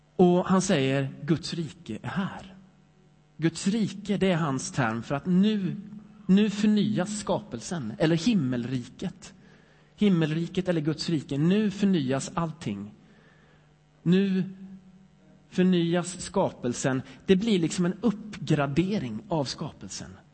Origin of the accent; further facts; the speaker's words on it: Sweden; jag är lite svensk ändå